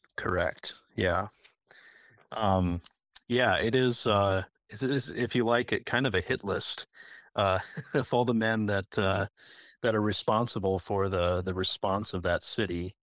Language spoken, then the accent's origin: English; Northville, Michigan, United States; now in Mitchell, United States; I am originally from a town called Northville, Michigan, which is a suburb of Detroit.